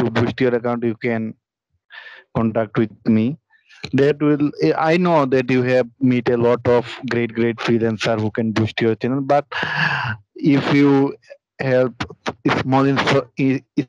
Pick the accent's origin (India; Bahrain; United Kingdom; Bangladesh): Bangladesh; I'm from Bangladesh